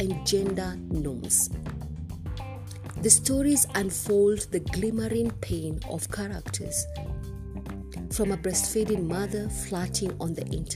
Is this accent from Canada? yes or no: no; Kenya; I am uniquely Kenyan and relevantly African